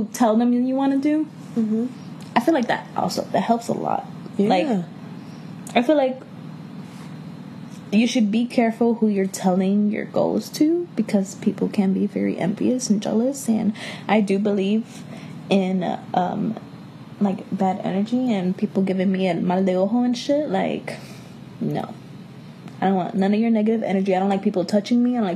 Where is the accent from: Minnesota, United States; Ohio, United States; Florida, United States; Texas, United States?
Florida, United States; Miami; I'm from Miami.